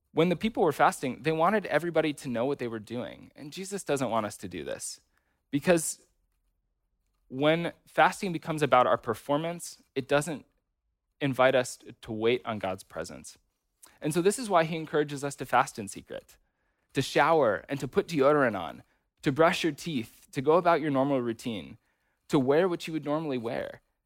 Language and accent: English; United States; American Christians